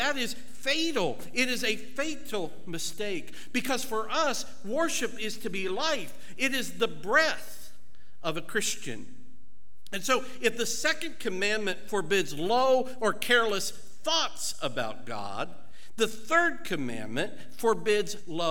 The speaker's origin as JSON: {"language": "English", "region": "Ohio", "country": "United States", "accent": "southern"}